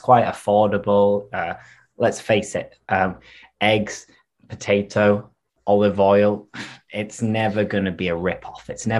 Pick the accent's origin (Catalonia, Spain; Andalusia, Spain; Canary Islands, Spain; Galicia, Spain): Andalusia, Spain; Seville; accent: Sevillian; both of us speak with an accent which is quite typical of Sevilla.